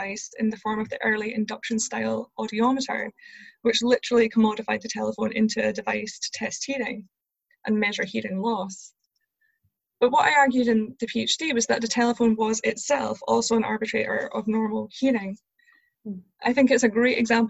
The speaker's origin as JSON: {"language": "English", "region": "Scotland", "country": "United Kingdom", "tie": "born or raised there", "said": "growing up in Scotland"}